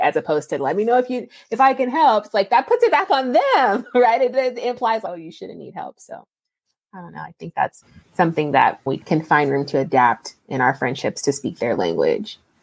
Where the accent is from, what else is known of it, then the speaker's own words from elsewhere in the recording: California, United States; moved away as an adult; also born or lived in Ohio / Texas; I'm from California, but I went to undergrad in Ohio and then I came to grad school in Texas